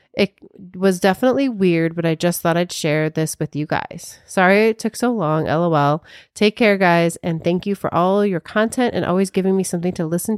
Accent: Honolulu, Hawaii, United States; I'm from Honolulu, Hawaii, born and raised, and I was living out in this little community that was built on a military base.

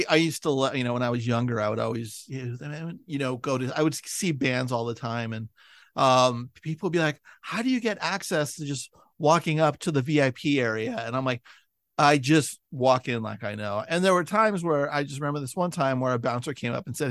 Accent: San Francisco, California, United States; I'm from San Francisco

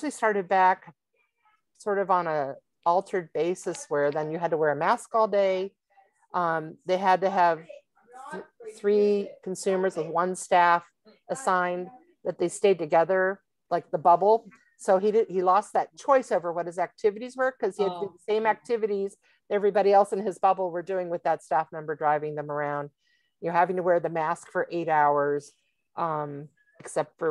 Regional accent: Pennsylvania, United States; moved away as an adult; also born or lived in Virginia; the state that we moved to, and the school district here that is so wonderful, is my hometown.

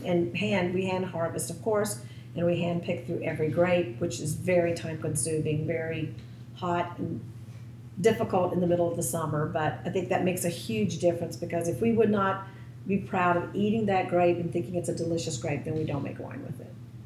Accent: Florence, South Carolina, United States; the church I grew up in Florence, South Carolina, is Transfiguration Greek Orthodox Church.

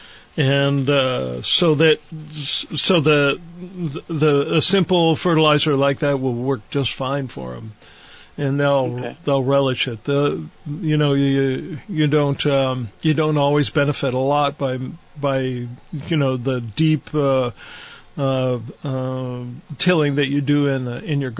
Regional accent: Poland, Ohio, United States; moved away; our little town of Poland, Ohio

